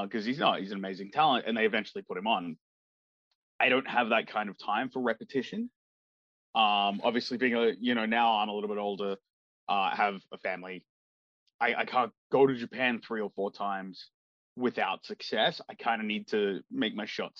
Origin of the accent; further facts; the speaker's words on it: Australia; I'm from Australia. I'm a 10-hour flight away.